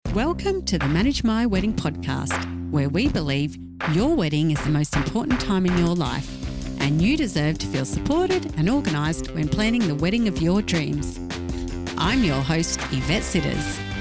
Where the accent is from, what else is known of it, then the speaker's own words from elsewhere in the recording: Gold Coast, Queensland, Australia; moved away; also born or lived in Perth; I'm from the Gold Coast and we were living in Perth